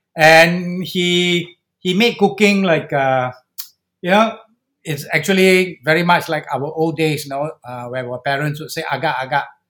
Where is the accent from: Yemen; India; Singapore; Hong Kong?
Singapore; as a Singaporean